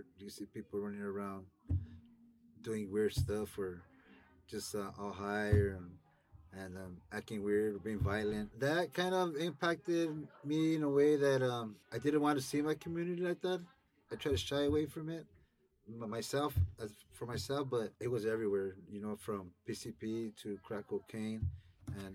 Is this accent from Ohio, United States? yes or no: no; Los Angeles, California, United States; Growing up in Ramona Gardens was like no other place